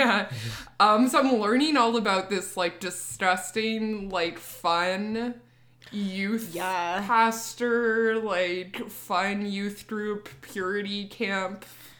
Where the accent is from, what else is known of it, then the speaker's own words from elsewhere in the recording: Canada; we're Canadian